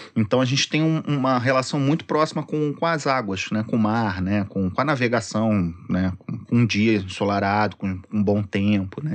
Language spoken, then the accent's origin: Portuguese; Rio de Janeiro, Brazil; also born or lived in Sepetiba / Niterói; Eu sou cresci ali no, no IAPI da Penha, minha família toda ali da, da região